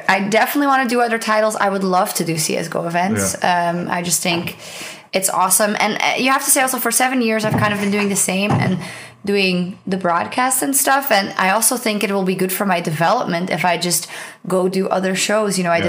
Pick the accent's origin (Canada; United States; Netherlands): Netherlands; first language Dutch; English is a second language; And I was on stage and I was on the Dutch stream. So I was speaking in my native language for the League of Legends part